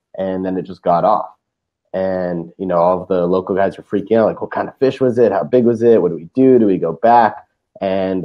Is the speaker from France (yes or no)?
no; Toronto, Ontario, Canada; moved away; also born or lived in Costa Rica; So we're originally Canadian. We're from Toronto, Canada.